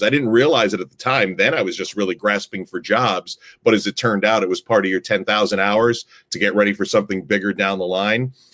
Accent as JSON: {"language": "English", "town": "Guilderland", "region": "New York", "country": "United States", "tie": "born or raised there", "also_born_or_lived": "Liberty, New York", "said": "where I grew up in Gilderland, we had a raised ranch"}